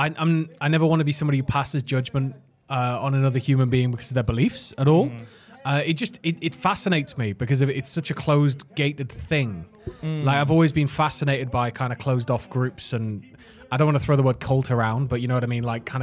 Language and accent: English; Florida, United States; I'm from Florida.